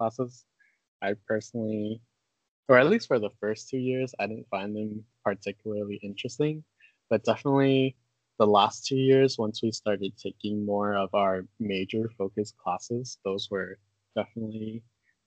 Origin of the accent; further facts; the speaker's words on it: California, United States; we grew up in California